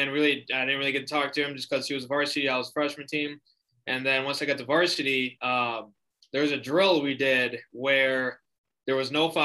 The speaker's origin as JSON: {"language": "English", "town": "Lake Mills", "region": "Wisconsin", "country": "United States", "tie": "born or raised there", "also_born_or_lived": "Fort Atkinson, Wisconsin", "said": "I grew up in Lake Mills, Wisconsin"}